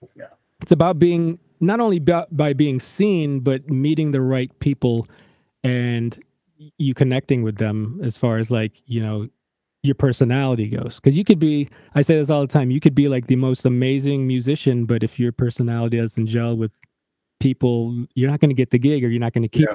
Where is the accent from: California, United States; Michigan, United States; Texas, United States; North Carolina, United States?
Michigan, United States; moved away; also born or lived in Chicago / Nashville; we're both from Michigan